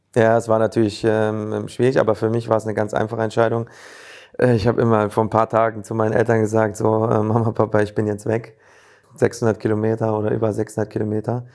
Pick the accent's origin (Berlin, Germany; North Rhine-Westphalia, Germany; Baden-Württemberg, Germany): North Rhine-Westphalia, Germany; also born or lived in Leverkusen; Ich komme aus der Region her